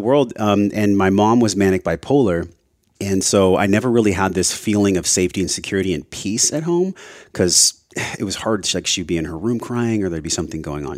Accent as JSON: {"language": "English", "town": "La Mesa", "region": "California", "country": "United States", "tie": "born or raised there", "also_born_or_lived": "Hawaii", "moved": "as an adult", "said": "I grew up in East County, La Mesa"}